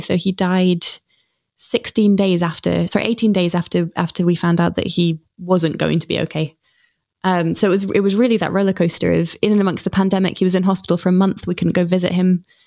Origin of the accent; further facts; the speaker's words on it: Stratford-upon-Avon, West Midlands, United Kingdom; also born or lived in Snitterfield; I grew up in Stratford upon Avon